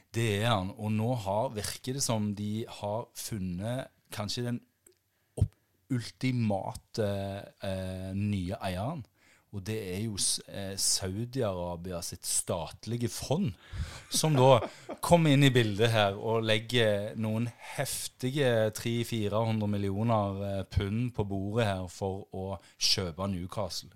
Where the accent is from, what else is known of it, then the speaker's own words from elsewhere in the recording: Jæren, Rogaland, Norway; jeg verdens stolteste for at jeg er fra Jæren